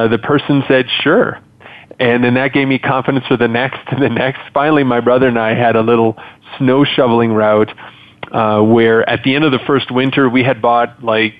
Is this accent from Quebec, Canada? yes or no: yes; Montreal, Quebec, Canada; moved away; I was originally born and raised in Montreal, Canada